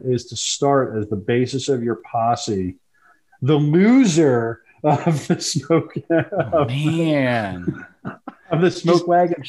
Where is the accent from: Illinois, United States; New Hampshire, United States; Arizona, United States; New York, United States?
New York, United States; New York City; I grew up in Brooklyn, man.